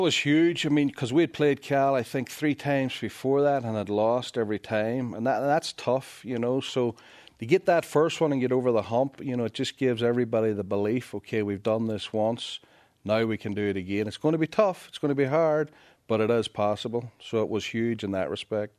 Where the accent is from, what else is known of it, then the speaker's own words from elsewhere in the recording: Northern Ireland, United Kingdom; now in United States; I am from Northern Ireland.